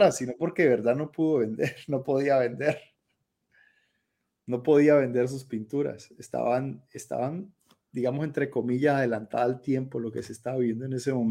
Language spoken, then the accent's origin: Spanish; Colombia; moved away as an adult; hasta el último día que salí de Colombia que fue hace ya como, como siete años, ocho